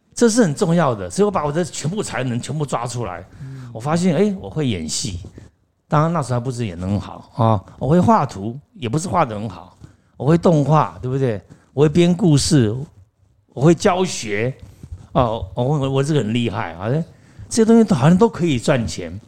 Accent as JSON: {"language": "Chinese", "country": "Taiwan", "said": "我也是台湾人"}